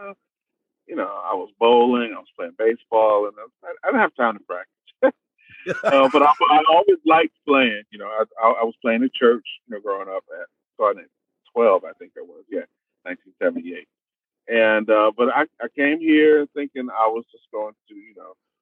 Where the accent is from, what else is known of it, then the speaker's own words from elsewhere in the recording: Roosevelt, New York, United States; moved away as an adult; now in Houston, United States; I'm a native New Yorker. I'm from Roosevelt